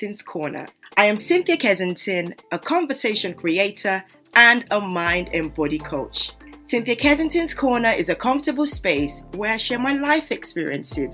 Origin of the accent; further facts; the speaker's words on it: Nigeria; moved away; I grew up in Nigeria